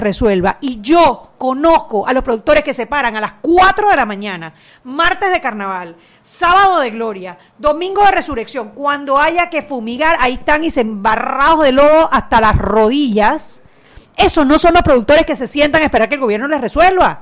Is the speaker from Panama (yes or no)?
yes; Panama City, Panama; moved away as an adult; also born or lived in Chiriquí; Yo nací en Panamá, me crié en Panamá, estudié la universidad en Panamá